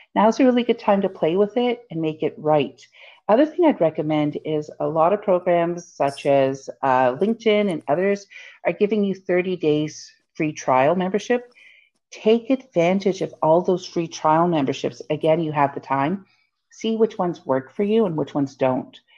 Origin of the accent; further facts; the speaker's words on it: Hamilton, Ontario, Canada; I grew up in the Hammer and one of the places we'd go as um, an elementary school for a class trip was to Dundurn Castle